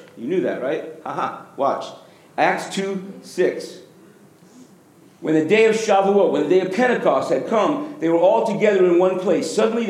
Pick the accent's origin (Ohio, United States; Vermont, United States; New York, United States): New York, United States; I grew up in New York with them.